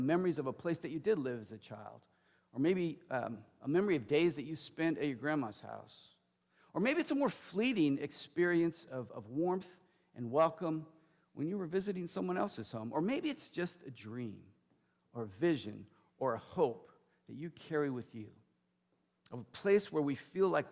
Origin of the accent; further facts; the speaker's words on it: Lodi, California, United States; moved away as an adult; my parents in my hometown, Lodi, California